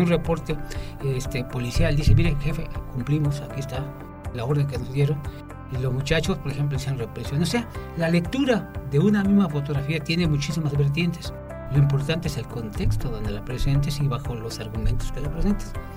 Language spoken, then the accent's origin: Spanish; Xalapa, Veracruz, Mexico; Cojalapa, mi ciudad natal